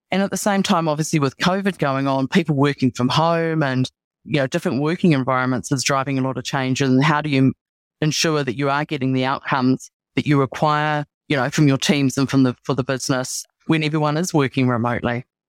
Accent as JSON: {"language": "English", "country": "New Zealand", "also_born_or_lived": "Australia / Singapore", "said": "I'm a Kiwi"}